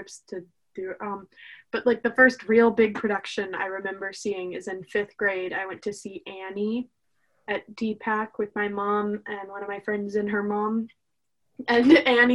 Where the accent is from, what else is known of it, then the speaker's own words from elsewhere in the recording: Raleigh, North Carolina, United States; Raleigh born and raised